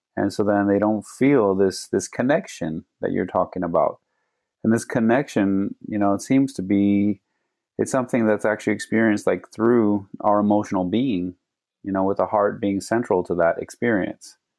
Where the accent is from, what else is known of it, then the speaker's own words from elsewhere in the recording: Phoenix, Arizona, United States; I grew up here in Phoenix